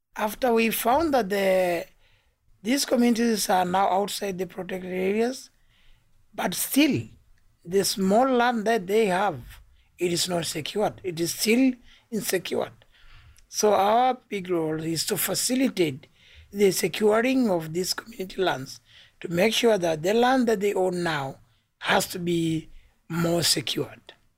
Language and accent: English; Tanzania; I come from Tanzania